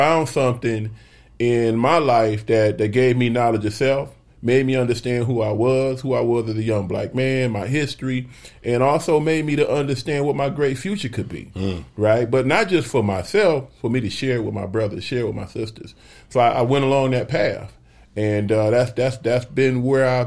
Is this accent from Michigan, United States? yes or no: yes; Flint, Michigan, United States; moved away as an adult; now in Phoenix, United States; I've had an opportunity to really be an influence on the political scene in my hometown and here in Phoenix